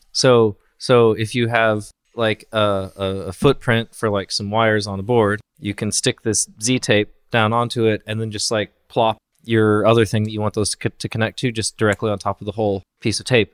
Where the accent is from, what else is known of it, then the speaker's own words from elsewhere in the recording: Colorado, United States; I'm from Colorado, which is, like, kind of in the West